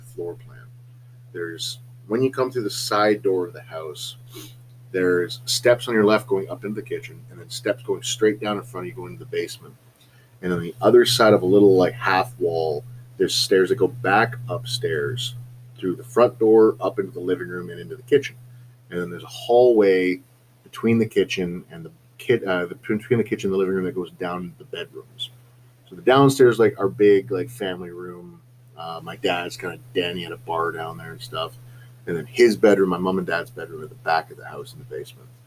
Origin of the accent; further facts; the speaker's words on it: Southampton, Ontario, Canada; a summer job at a Pro Hardware in my hometown of Southampton